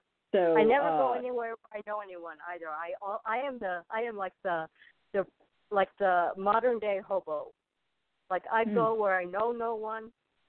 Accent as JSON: {"language": "English", "town": "Berkeley", "region": "California", "country": "United States", "tie": "born there", "said": "I was born in Berkeley, California."}